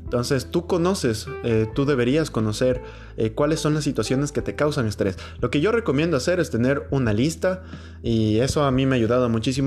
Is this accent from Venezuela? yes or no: no; Ecuador; mi país, Ecuador, que es un país tan chiquito